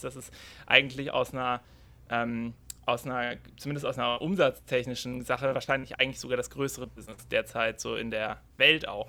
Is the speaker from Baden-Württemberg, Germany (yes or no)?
yes; Freiburg, Baden-Württemberg, Germany; ich komme aus der Region Freiburg